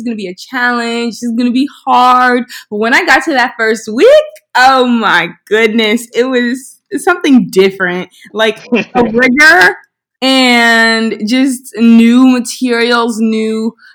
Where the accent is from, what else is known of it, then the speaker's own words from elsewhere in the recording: Philadelphia, Pennsylvania, United States; I'm from Philly, and I wanted to come back to a community that helped raise me